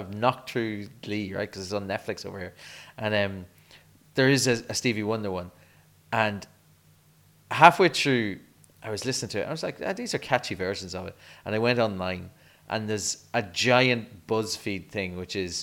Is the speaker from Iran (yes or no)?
no; Ireland; As an Irish person